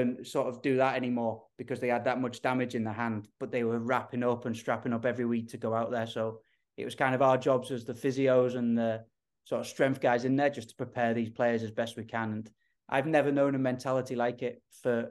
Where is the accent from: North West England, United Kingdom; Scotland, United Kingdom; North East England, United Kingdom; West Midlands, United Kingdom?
North West England, United Kingdom; Liverpool; moved away as an adult; also born or lived in Norway; now in San Jose, United States; I grew up Liverpool, England.